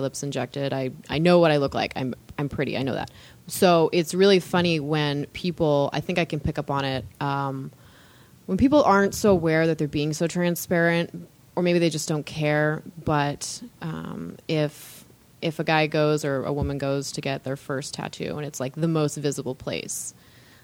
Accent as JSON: {"language": "English", "region": "Southern California", "country": "United States", "tie": "born or raised there", "said": "we grew up in Southern California, you know, mostly in the 90s and the aughts"}